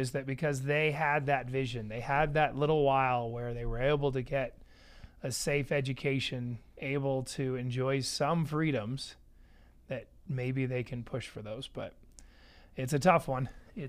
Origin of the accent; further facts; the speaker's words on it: Idaho, United States; now in Cedar City, United States; do you have a lot of traffic here in Cedar City? I was from Idaho.